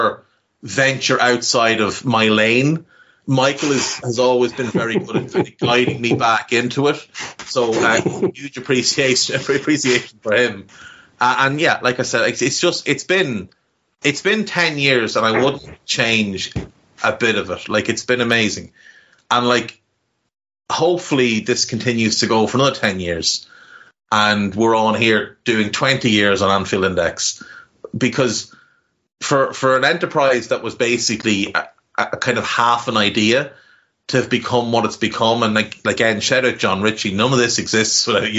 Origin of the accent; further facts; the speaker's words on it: Navan, Leinster, Ireland; accent: Navan; horrible, scummy Navan accent